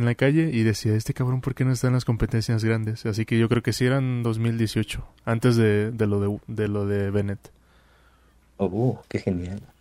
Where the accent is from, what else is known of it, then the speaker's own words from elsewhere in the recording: Mexico; siendo mexicano pues ahí van a estar presentes, más de un mexicano.